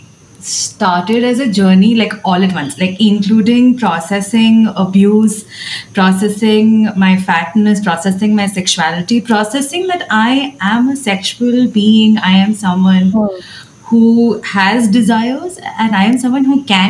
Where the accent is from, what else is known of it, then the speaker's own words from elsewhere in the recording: Abu Dhabi, United Arab Emirates; I grew up in Abu Dhabi